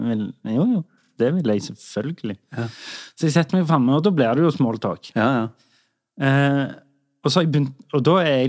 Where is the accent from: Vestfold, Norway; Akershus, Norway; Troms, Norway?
Troms, Norway; Harstad; Nei, vi er fra Harstad.